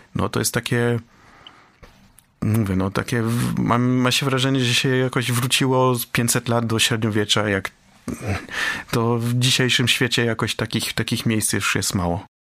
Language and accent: Polish; Poland